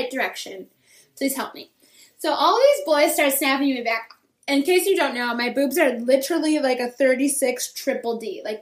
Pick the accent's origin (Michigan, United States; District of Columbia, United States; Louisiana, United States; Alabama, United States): Michigan, United States; my like childhood bedroom. I'm from Michigan.